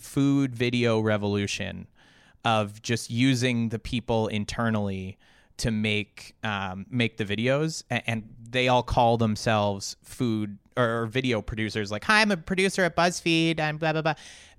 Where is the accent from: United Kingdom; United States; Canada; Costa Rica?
Canada; I am a Canadian, yeah.